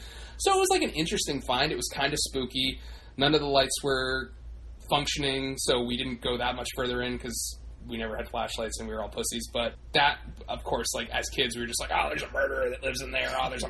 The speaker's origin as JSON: {"language": "English", "region": "Maryland", "country": "United States", "tie": "born or raised there", "moved": "yes", "lives_now": "Massachusetts, United States", "said": "when I grew up in Maryland"}